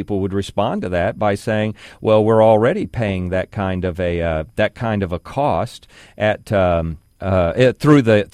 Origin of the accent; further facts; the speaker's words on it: United States; As Americans